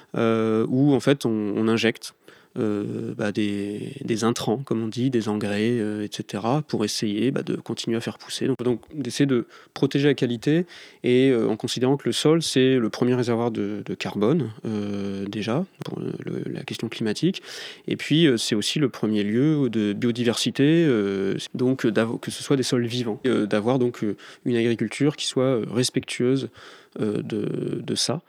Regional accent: the Nord, Hauts-de-France, France; moved away as an adult; also born or lived in Paris; je suis du Nord, donc euh, je quittais le Nord pour arriver à Paris.

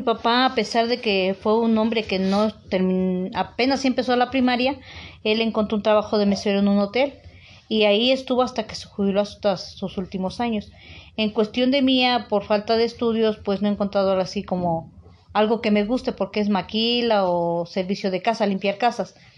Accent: Teziutlán, Puebla, Mexico; now in Puebla, Mexico; soy originaria de Tezutlán, Puebla y radico en Puebla, Puebla.

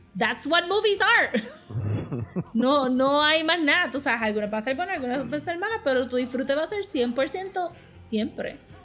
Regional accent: Puerto Rico; nosotros mismos como público puertorriqueño

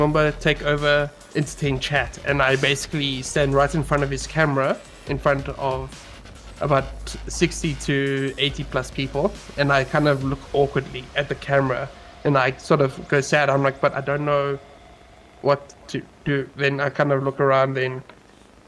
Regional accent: South Africa; I am a South African

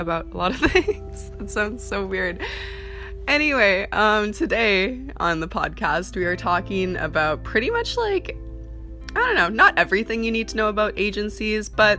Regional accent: Canada; also born or lived in Vancouver; I'm from Canada

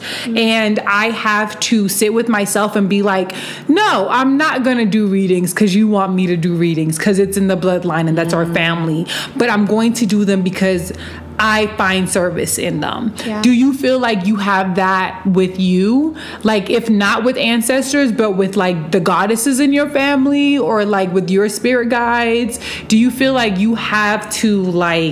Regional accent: Ashanti Kingdom, Ghana; I am from Ghana, West Africa, and Ashanti Kingdom

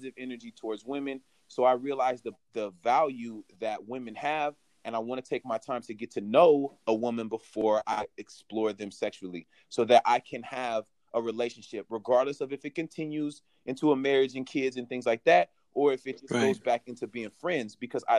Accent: San Francisco, California, United States; I'm from San Francisco. You know, growing up in San Francisco, you know, everybody was accepted

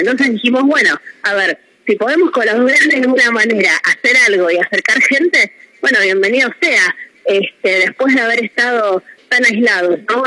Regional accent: Mar del Plata, Buenos Aires Province, Argentina; somos de Mardel

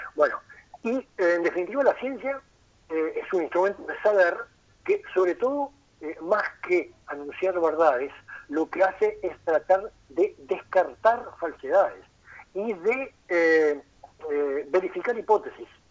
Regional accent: Rocha, Uruguay; moved away as an adult; also born or lived in Montevideo; yo me siento rochense, si bien me fui de Rocha cuando terminé el liceo a los 18 para estudiar a Montevideo y nunca más volví

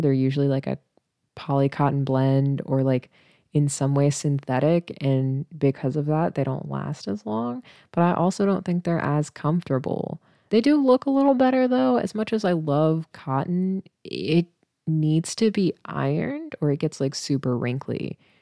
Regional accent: Missouri, United States; moved away; I grew up in a town with eight thousand people, right? And it's, like, two hours away from, like, Saint Louis and Kansas City in Missouri

